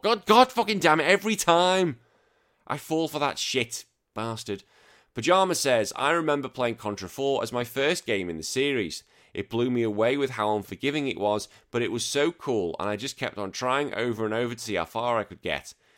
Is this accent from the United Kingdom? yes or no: yes; United Kingdom; we're both British.